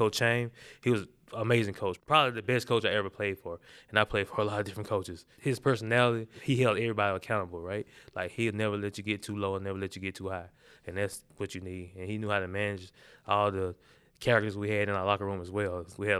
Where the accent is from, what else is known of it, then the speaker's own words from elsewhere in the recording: the South, United States; For one, he's like a Southern coach. So that's what we grew up on. I'm from the South, right?